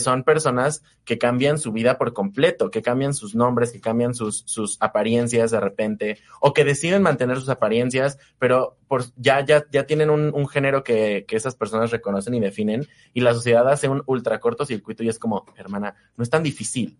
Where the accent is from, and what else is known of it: Mexico